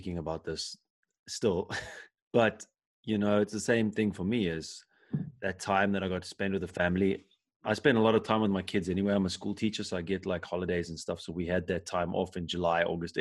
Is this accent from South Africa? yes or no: yes; South Africa; now in Germany; I'm from South Africa